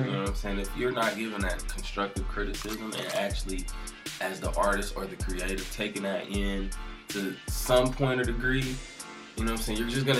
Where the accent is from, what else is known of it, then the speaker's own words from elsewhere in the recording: Detroit, Michigan, United States; I'm from 6 Mile, so you know.